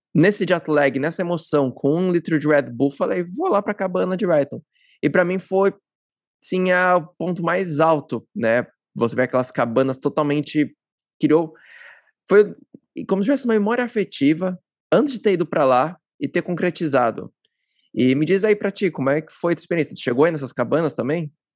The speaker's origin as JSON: {"language": "Portuguese", "region": "São Paulo", "country": "Brazil", "said": "Eu também sou paulista"}